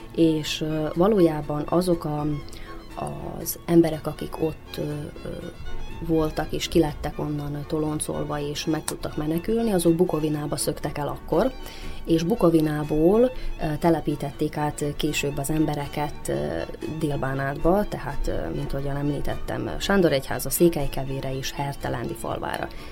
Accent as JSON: {"language": "Hungarian", "area": "Central Banat", "region": "Vojvodina", "country": "Serbia", "tie": "born or raised there", "said": "középbánáti születésű vagyok"}